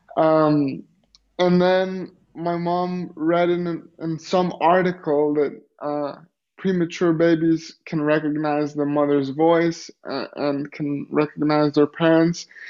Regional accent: Greece; also born or lived in Los Angeles, United States; I grew up in Greece and uh, lived in Greece until I was 17 years old

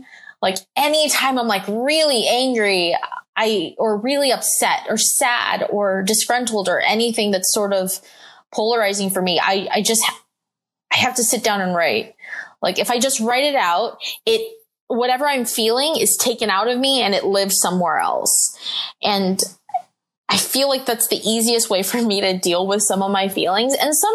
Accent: Philippines; it felt like sort of gross and dirty to be like, I'm Filipino.

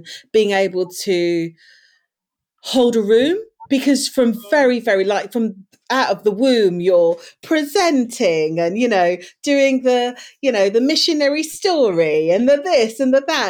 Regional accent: Leicester, East Midlands, United Kingdom; I was born in Leicester, raised in Leicester in the East Midlands.

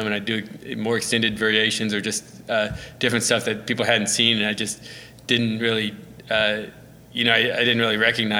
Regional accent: Edmond, Oklahoma, United States; No, I mean, it was a good BMX scene. We had Edmond Bike Shop, and they really helped foster a lot of us

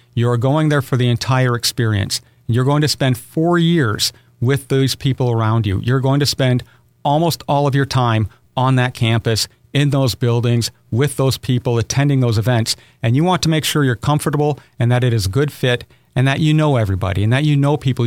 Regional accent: Aberdeen, South Dakota, United States; moved away as an adult; now in Owensboro, United States; I was born in Aberdeen, South Dakota, one of six children

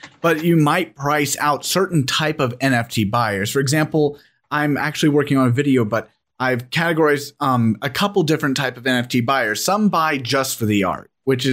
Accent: United States; I, being American

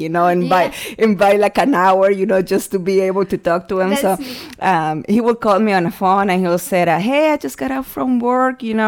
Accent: El Salvador; moved away; I was born and raised in El Salvador in April of 1981

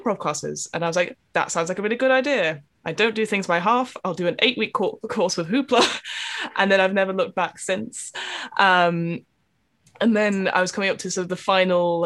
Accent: Manchester, North West England, United Kingdom; also born or lived in East London; now in London, United Kingdom; I am also from East London, originally from Manchester

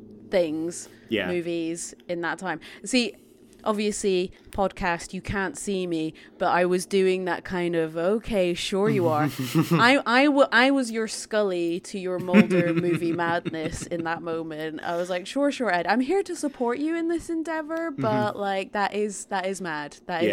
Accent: Scotland, United Kingdom; growing up in Scotland

